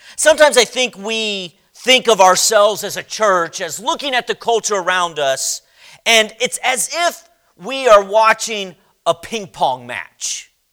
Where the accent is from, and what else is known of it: United States